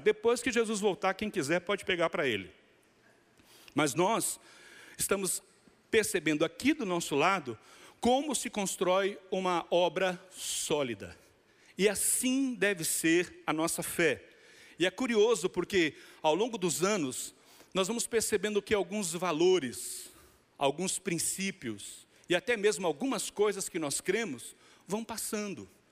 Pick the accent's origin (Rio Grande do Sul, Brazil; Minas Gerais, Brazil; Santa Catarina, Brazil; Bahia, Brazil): Bahia, Brazil; como bom baiano